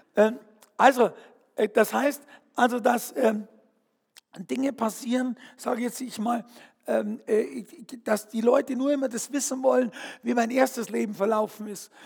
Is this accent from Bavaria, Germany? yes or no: yes; Fürstenfeldbruck, Bavaria, Germany; ich bin aufgewachsen, bin geboren in Fürstenfeldbruck